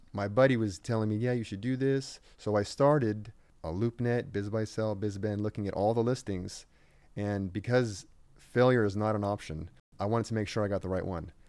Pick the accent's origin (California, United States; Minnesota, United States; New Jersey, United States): California, United States; Riverside; I grew up in Riverside